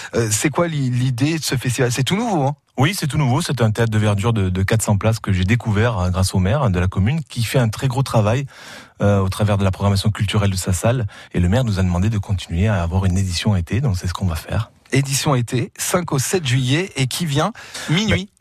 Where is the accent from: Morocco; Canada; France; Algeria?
France; Nice, Provence-Alpes-Côte d'Azur; je suis niçois